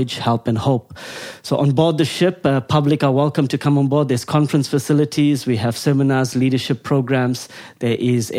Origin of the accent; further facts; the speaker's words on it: South Africa; moved away as an adult; now in Mosbach, Germany; I come from South Africa, lived in... Been there for most of my life until the age of about 22